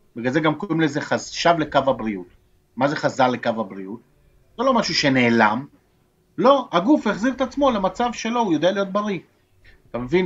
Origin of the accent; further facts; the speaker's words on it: Argentina; now in Israel; אני יליד ארגנטינה, אני נולדתי בארגנטינה